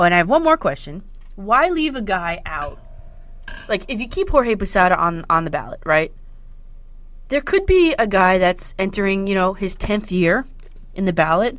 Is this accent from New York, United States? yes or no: no; New Jersey, United States; I'm from North Jersey